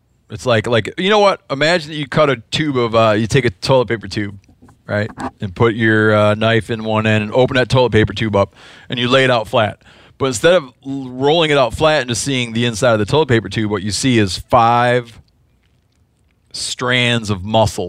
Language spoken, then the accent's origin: English; Midwest, United States; I don't remember because I'm from the Midwest.